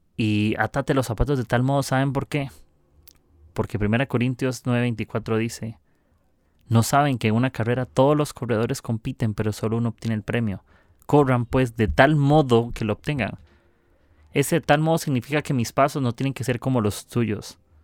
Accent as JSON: {"language": "Spanish", "country": "Costa Rica", "said": "soy de Costa Rica, del mejor país del mundo"}